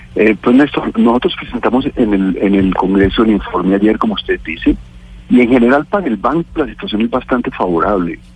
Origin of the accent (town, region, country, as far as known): Colombia